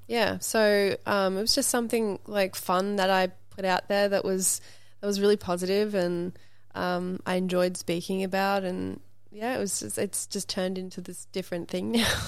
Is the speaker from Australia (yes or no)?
yes; Brisbane, Queensland, Australia; also born or lived in Sydney, Australia; now in Los Angeles, United States; me growing up in Brisbane, Australia on acreage with, like, horses and kangaroos